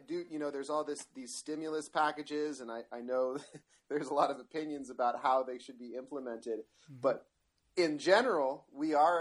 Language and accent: English; Marin County, California, United States; I'm a nature boy and I'm from Marin County